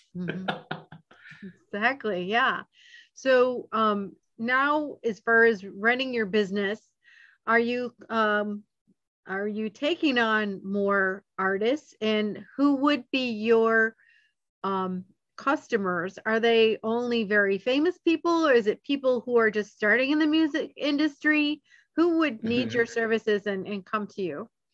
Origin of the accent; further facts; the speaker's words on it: Georgia, United States; I'm from Georgia, so we're Georgians